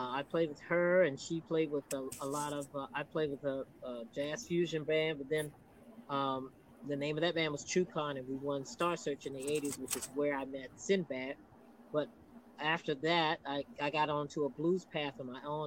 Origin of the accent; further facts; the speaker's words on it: Virginia, United States; we grew up in Virginia, we were given the wanderlust